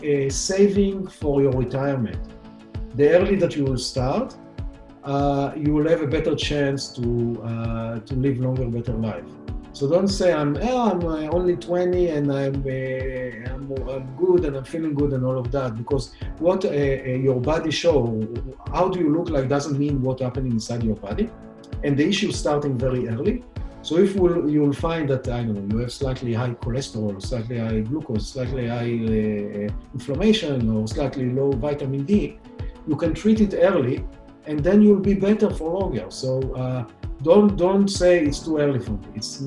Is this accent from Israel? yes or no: yes; Israel; English is a second language; moved away as an adult; I was born and raised in Israel.